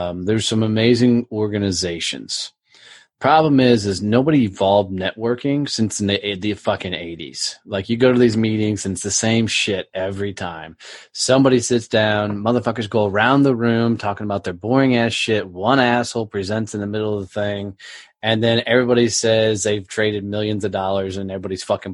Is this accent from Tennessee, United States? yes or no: no; Fort Worth, Texas, United States; my hometown, Fort Worth, Texas